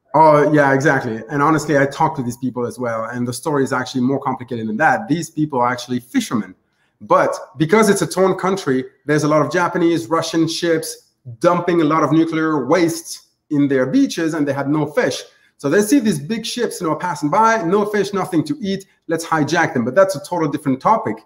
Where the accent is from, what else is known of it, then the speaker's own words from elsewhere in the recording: Tunisia; moved away; also born or lived in France / Canada; I'm actually from North Africa.